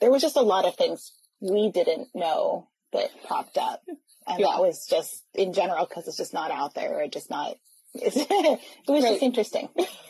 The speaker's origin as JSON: {"language": "English", "region": "Oregon", "country": "United States", "said": "I know, I'm from Oregon."}